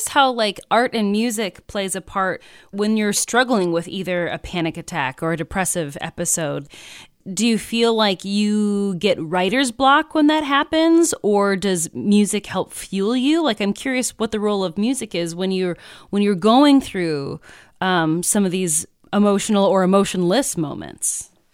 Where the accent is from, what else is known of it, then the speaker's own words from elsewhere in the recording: Midwest, United States; I'm also from the Midwest